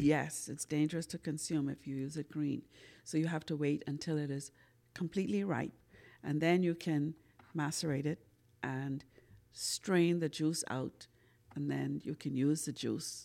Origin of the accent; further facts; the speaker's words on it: Bahamas; like every good old Bahamian, I grew up on Sarah C